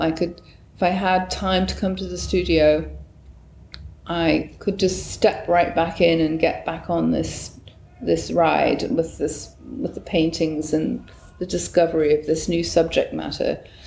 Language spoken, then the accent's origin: English; Newcastle upon Tyne, North East England, United Kingdom; moved away as an adult; also born or lived in Bristol; now in United States; I was born on June the 6th, 1958, in northern England, in a little, what's the word, uh, part of Newcastle on Tyne, uh, uh, an area called Gosforth.